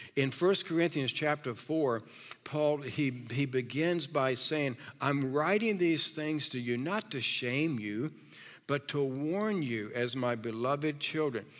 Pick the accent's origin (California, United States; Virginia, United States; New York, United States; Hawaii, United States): Virginia, United States; moved away; I'm from Virginia